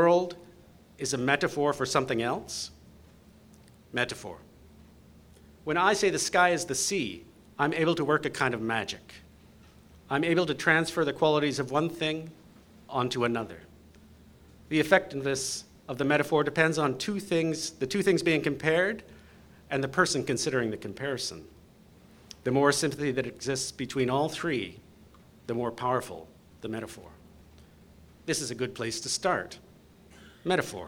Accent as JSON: {"language": "English", "town": "London", "region": "Ontario", "country": "Canada", "tie": "born or raised there", "said": "I grew up in London, Ontario."}